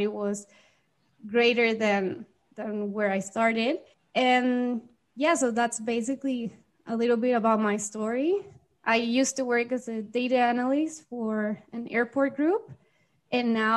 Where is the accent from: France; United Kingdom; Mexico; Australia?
Mexico; also born or lived in Guadalajara, Mexico; I am from Mexico, and I currently live here in Mexico in a city called Guadalajara.